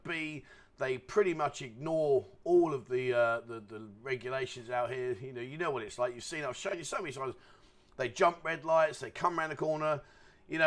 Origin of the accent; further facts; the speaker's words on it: London, United Kingdom; now in Pattaya, Thailand; I'm from London